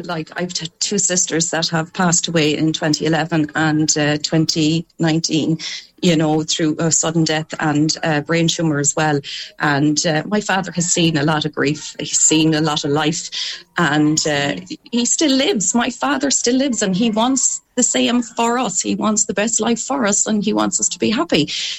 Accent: Connacht, Ireland; Mike is in Limerick and I'm from Leitrim, so we have a 3-hour commute.

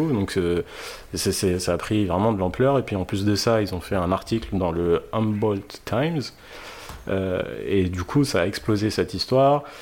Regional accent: Saudi Arabia; je rappelle que je suis, j'ai grandi en Arabie Saoudite

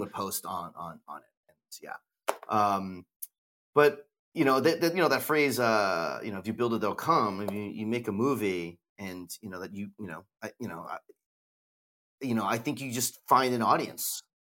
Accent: United States; we're American

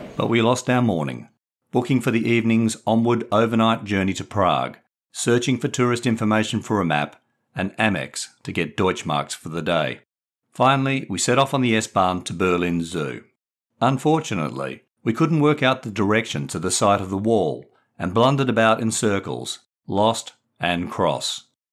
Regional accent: Perth, Western Australia, Australia; moved away as an adult; also born or lived in England; growing up in distant Perth, Western Australia

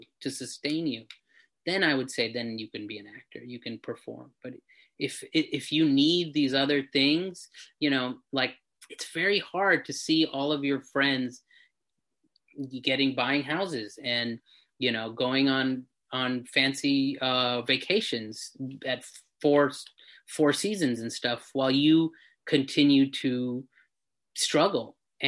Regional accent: India; I think that's really, as Indian people, we have these huge, huge sort of dreams because we've been groomed that way to be something great.

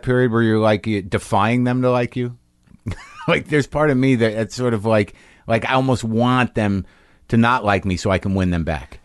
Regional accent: New Mexico, United States; moved away; also born or lived in Boston / New Jersey; I grew up mostly in New Mexico

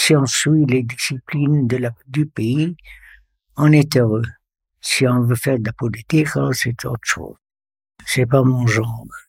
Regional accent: Beirut, Beirut Governorate, Lebanon; moved away as an adult; now in Sierre, Switzerland; J'ai grandi au, à Beyrouth. Je suis libanais

